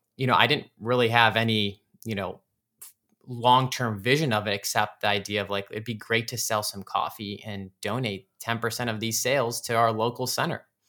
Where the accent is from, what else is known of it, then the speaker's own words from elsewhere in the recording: Cleveland, Ohio, United States; growing up in the Cleveland, Ohio area. That's where I'm from.